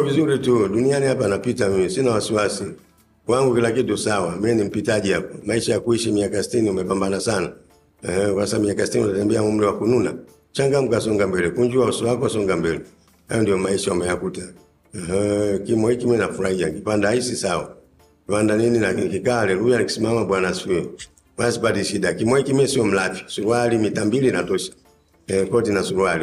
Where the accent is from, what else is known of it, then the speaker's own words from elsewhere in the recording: Dar es Salaam, Tanzania; mimi nimezaliwa Ilala